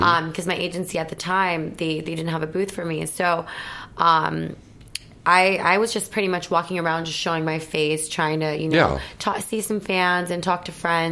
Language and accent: English; Milwaukee, Wisconsin, United States; moved away; I'm from a small town. So I'm from Wisconsin, but I'm from, like, the suburbs of Milwaukee.